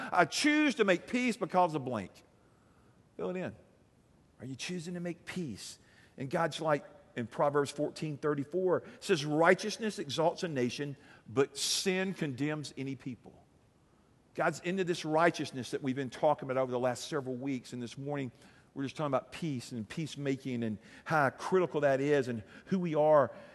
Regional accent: Alabama, United States; I'm from Alabama.

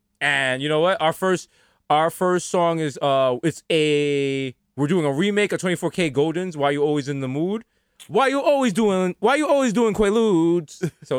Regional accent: New York City, New York, United States; I'm a Bronx nigga in Brooklyn.

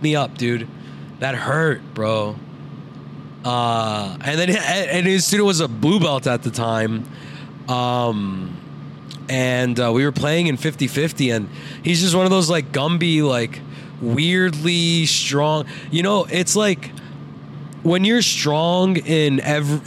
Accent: New York City, New York, United States; I'm a New Yorker

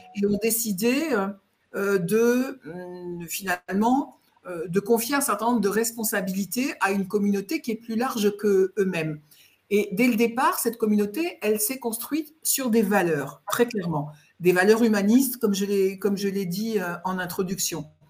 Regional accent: France; je suis française, euh, mais pour dire les choses, ma famille est d'origine alsacienne

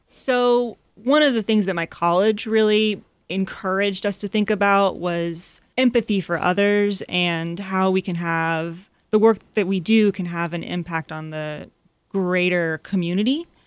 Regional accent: Atlanta, Georgia, United States; also born or lived in North Carolina; After I moved back to Atlanta, so I'm from Atlanta, and when I moved home after college

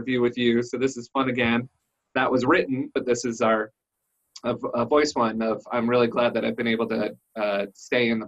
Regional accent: Washington, District of Columbia, United States; Washington, D.C. area, working at Withum Digital

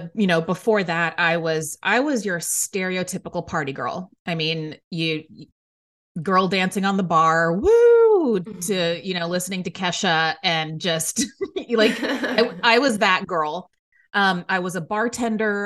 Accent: Waco, Texas, United States; moved away as an adult; now in New York City, United States; I grew up in Waco, Texas

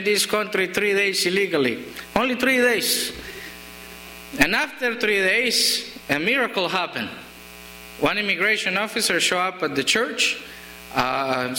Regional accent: Colombia; English is a second language; moved away; in my country, we don't get letters too much. We don't use it most of the times because they get stolen on the way. It's not a federal felony back in Colombia.

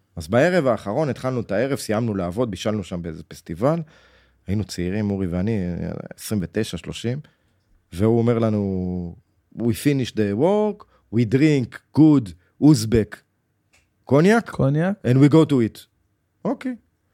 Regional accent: Jerusalem, Jerusalem District, Israel; בחדר שגדלנו בו, בירושלים.

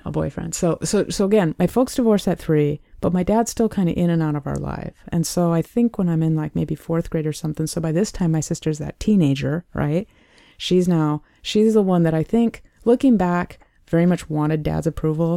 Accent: Sioux Falls, South Dakota, United States; I, I was born and raised in Sioux Falls, South Dakota, the southeastern part of the state.

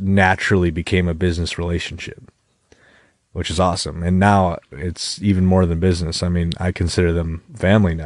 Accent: Webster, New York, United States; We grew up together in Webster

